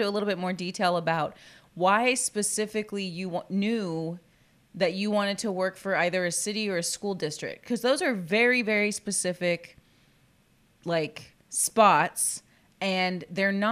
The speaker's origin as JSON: {"language": "English", "town": "Corpus Christi", "region": "Texas", "country": "United States", "tie": "born or raised there", "said": "a native Corpus Christian"}